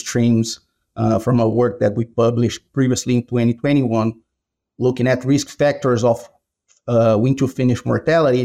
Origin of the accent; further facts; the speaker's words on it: Brazil; moved away as an adult; now in Iowa, United States; I'm originally from Brazil. That's where I did my vet school.